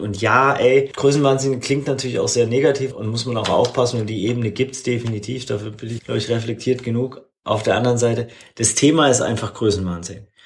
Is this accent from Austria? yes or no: no; Swabia, Baden-Württemberg, Germany; moved away; also born or lived in Hamburg; Ich bin im Schwabenland aufgewachsen.